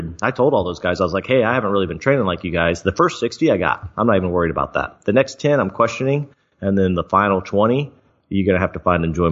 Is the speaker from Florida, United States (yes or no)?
yes; Florida, United States; moved away; I grew up in Florida.